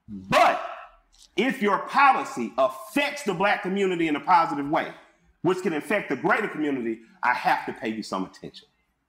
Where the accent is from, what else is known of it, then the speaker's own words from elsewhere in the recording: Atlanta, Georgia, United States; I'm from Atlanta. So people had to learn how to cooperate here.